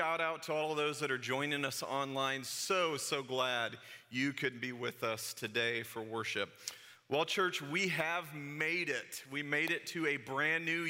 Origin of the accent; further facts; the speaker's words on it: St. Louis, Missouri, United States; when I was a kid and growing up in St. Louis